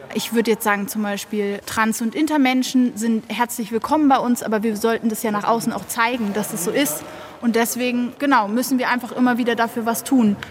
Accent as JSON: {"language": "German", "region": "Berlin", "country": "Germany", "moved": "yes", "lives_now": "Munich, Germany", "said": "Ich komme aus Berlin und bin nach München gezogen"}